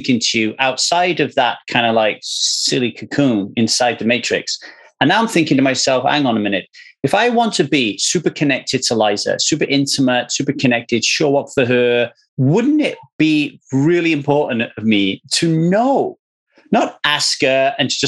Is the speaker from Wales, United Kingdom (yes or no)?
yes; South Wales, United Kingdom; where I grew up in South Wales